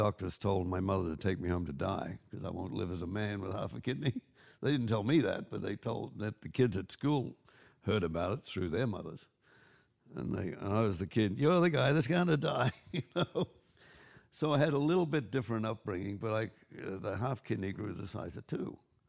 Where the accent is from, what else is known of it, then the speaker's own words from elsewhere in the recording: Goulburn, New South Wales, Australia; accent: Australian; moved away as an adult; also born or lived in Queanbeyan, Australia / London, United Kingdom; now in Santa Monica, United States; I was born in Goulburn and moved to Queanbeyan when I was 12.